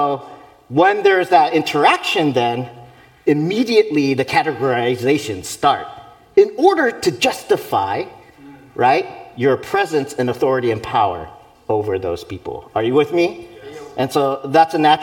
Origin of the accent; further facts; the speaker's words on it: United States; I was born here, I'm American